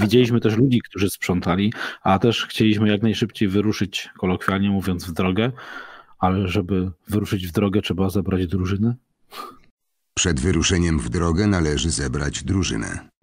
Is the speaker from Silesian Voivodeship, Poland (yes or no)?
yes; Mysłowice, Silesian Voivodeship, Poland; u nas w Mysłowicach